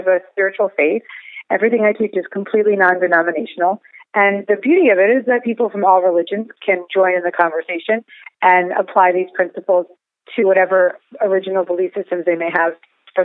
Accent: Larchmont, New York, United States; I grew up in Westchester, New York, in Larchmont, right outside New York City.

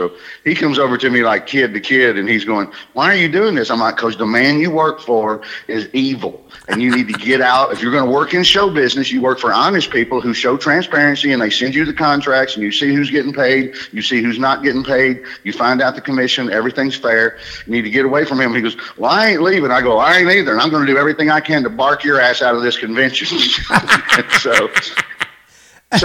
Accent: Alabama, United States; now in New York City, United States; I'm from Alabama, but I've lived there for 30 years.

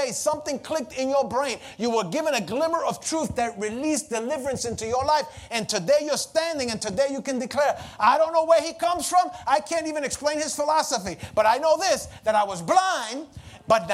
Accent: New York City, New York, United States; when I was a young kid growing up in the Lower East Side, lived on Pitt Street

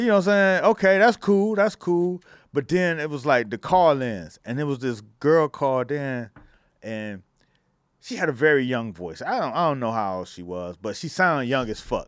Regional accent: Miami, Florida, United States; I come from Miami

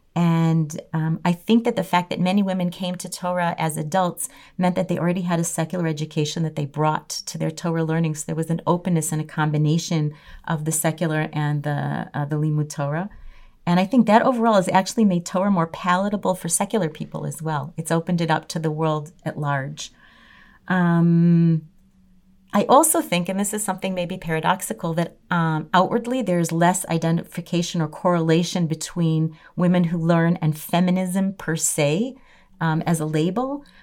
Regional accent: Chicago, Illinois, United States; moved away; I grew up in Chicago

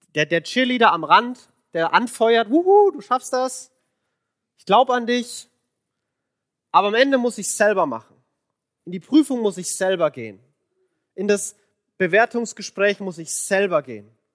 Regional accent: Franconia, Bavaria, Germany; accent: Franconian rolled R; moved away; ich bin Franke. Und das R, das rollt man so schön.

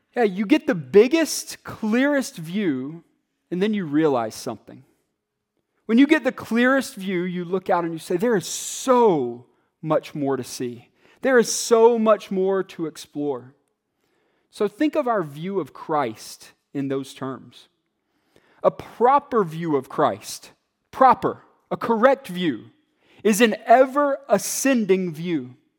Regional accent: Atlanta, Georgia, United States; me and other kids growing up in Atlanta

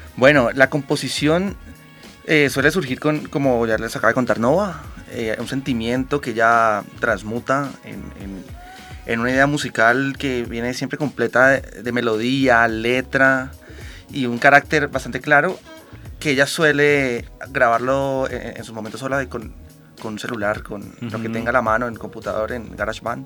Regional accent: Cali, Valle del Cauca, Colombia; nosotros somos de Cali

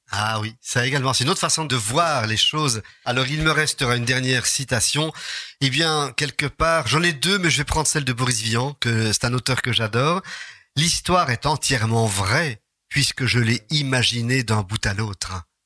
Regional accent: Charleroi, Wallonia, Belgium; Quand on est de Charleroi

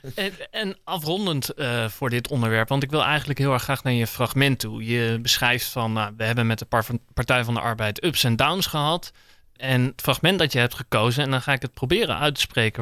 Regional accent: Nijmegen, Gelderland, Netherlands; now in The Hague, Netherlands; Ik woon zelf in Den Haag, maar ik kom uit Nijmegen.

